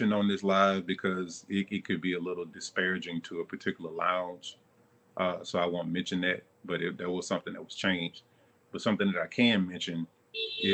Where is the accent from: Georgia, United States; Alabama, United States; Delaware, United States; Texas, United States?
Alabama, United States; Mobile; now in Charlotte, United States; I'm from Mobile, Alabama